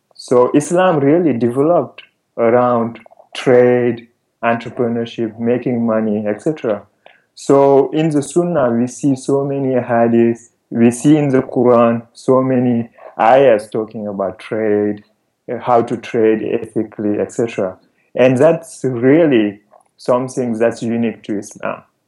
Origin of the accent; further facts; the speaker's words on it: Senegal; moved away as an adult; also born or lived in France / Canada; I'm from Senegal originally. I um, I grew up here